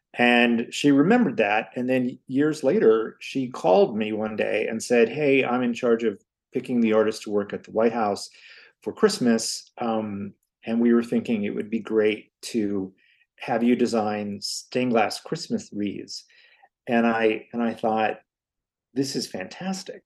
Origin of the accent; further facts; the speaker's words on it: Hammond, Indiana, United States; now in Chicago, United States; I grew up in Hammond, Indiana, where almost everyone in my family worked in the steel mills except me